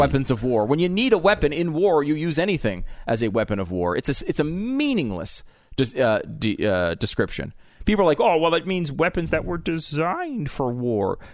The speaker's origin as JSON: {"language": "English", "region": "Connecticut", "country": "United States", "tie": "born or raised there", "said": "growing up in Connecticut, largely"}